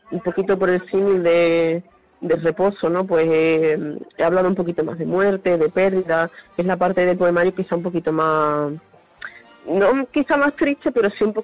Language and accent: Spanish; Huelva, Andalusia, Spain; yo soy de Huelva